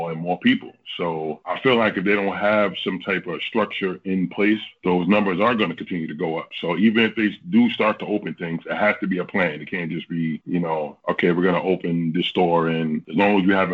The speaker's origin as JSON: {"language": "English", "town": "New York City", "region": "New York", "country": "United States", "tie": "born or raised there", "moved": "as an adult", "lives_now": "Washington State, United States", "said": "I'm actually originally from the East Coast. I'm from Brooklyn, New York, and I just moved out here"}